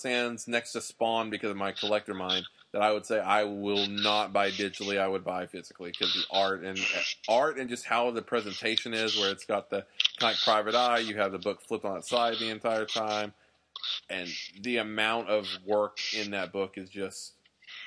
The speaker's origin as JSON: {"language": "English", "region": "Texas", "country": "United States", "said": "we're both from Texas."}